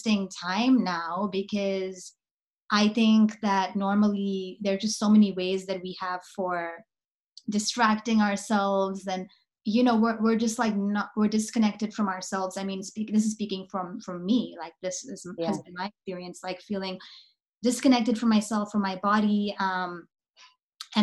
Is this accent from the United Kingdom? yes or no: no; South Africa; I'm from South Africa